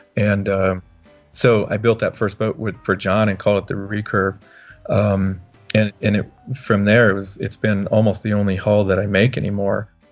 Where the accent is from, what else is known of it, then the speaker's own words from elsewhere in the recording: Montana, United States; growing up in Montana, obviously, uh, not the biggest boat building community